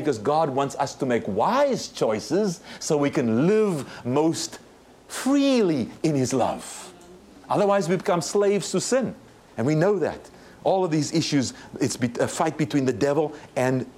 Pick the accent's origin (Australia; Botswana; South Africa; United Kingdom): South Africa; now in United States; I was born and raised in South Africa